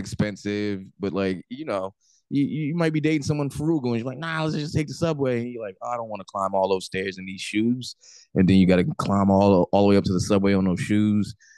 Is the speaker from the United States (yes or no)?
yes; New Jersey, United States; I'm the dude from Jersey that drinks